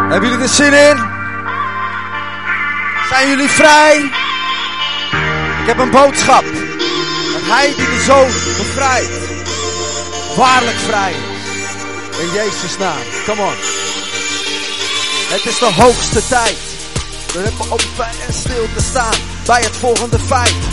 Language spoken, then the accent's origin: Dutch; Heerlen, Limburg, Netherlands; ik kom uit Heerlen. Eh, dus ik ben eh, voorganger van Park City Church in Heerlen.